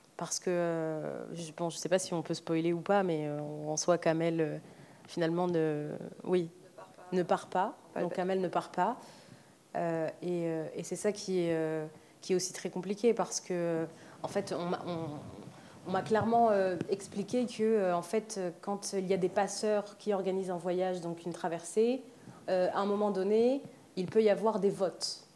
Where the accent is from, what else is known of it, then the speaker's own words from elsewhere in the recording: Algeria; moved away; also born or lived in Oran; je me suis pas mal détachée de, de, mon pays d'origine